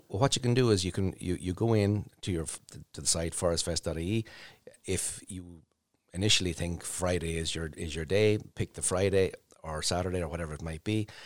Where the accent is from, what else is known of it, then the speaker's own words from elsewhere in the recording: Portlaoise, Leinster, Ireland; also born or lived in Dublin; now in Emo, Ireland; I would have grown up in Port Leash